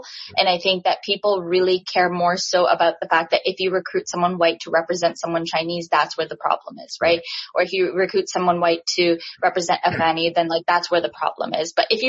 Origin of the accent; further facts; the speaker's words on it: Pakistan; And, you know, I'm Pakistani and my Indian friends absolutely love.